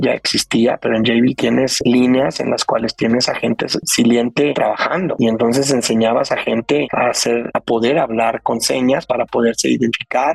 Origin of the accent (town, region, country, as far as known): Mexico; also born or lived in Brazil / Colombia / New Jersey